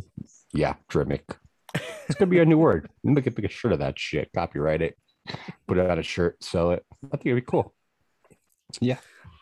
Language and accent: English; Chicago, Illinois, United States; moved away; he's in my hometown of Chicago